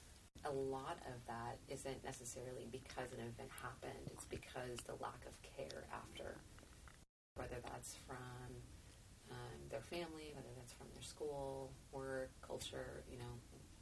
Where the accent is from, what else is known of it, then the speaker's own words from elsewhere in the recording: United States; as an American